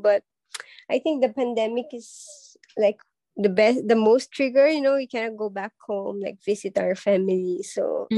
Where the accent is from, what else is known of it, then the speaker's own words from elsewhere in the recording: Philippines; moved away as an adult; now in Singapore; as a Filipino.